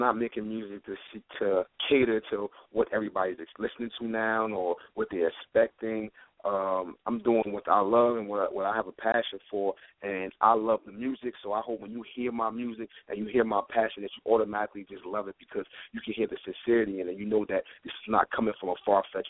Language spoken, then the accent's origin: English; Newark, New Jersey, United States; Born and raised in Newark, New Jersey.